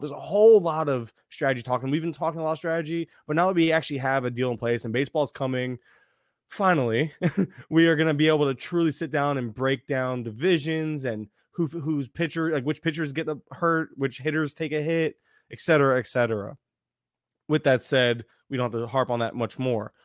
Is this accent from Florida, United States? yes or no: yes; Florida, United States; I'm from Florida.